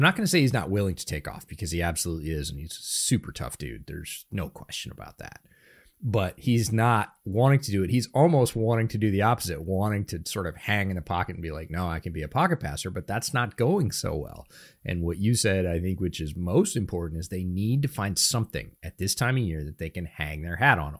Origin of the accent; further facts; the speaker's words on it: Northeast, United States; now in Seattle area, United States; I grew up in the Northeast